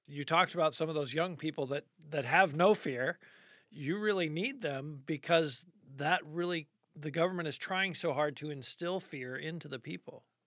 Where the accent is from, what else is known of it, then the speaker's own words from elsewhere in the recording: United States; as an American Christian, you know, I go to church on Sunday